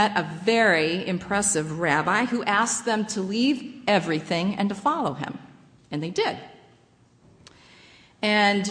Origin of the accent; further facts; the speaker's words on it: Midwest, United States; moved away as an adult; now in Ephrata, United States; growing up in the Midwest